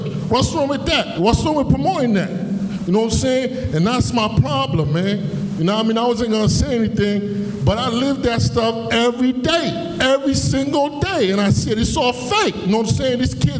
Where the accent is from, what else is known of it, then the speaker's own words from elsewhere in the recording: New York City, New York, United States; also born or lived in Haiti; I came from Haiti in 1985. I grew up on Crown Street and Nostrand. It was a very tough block